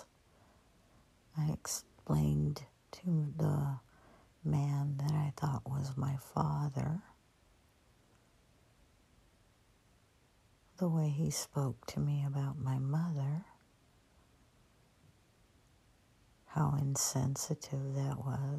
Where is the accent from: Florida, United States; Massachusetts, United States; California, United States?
California, United States; San Joaquin Valley; I grew up in the San Joaquin Valley, farm country, orchards all around.